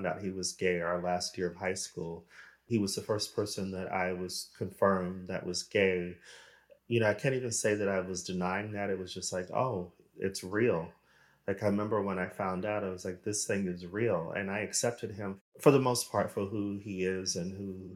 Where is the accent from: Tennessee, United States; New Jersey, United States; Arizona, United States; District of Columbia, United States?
Arizona, United States; moved away as an adult; also born or lived in Los Angeles, United States / Sweden / United Kingdom; now in Europe; I am American, originally from Arizona